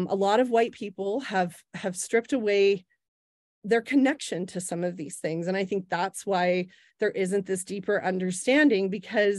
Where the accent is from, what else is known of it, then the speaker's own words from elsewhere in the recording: Oklahoma, United States; moved away; I was growing up in Oklahoma